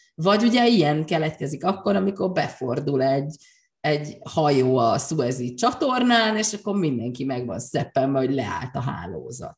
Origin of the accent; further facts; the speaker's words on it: Hungary; also born or lived in Great Britain; csak én vagyok magyarként az egyetlen